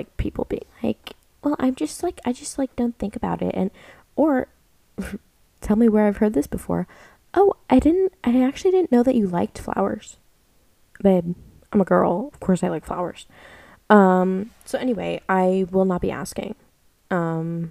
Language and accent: English; United States; moved away as an adult; now in Australia; I'm an American girl